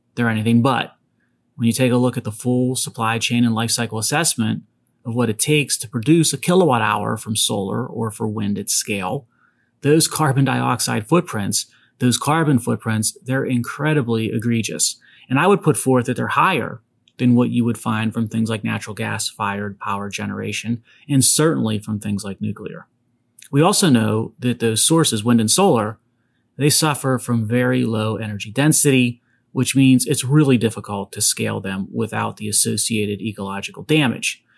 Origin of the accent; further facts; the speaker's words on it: Pennsylvania, United States; Pennsylvania, my home state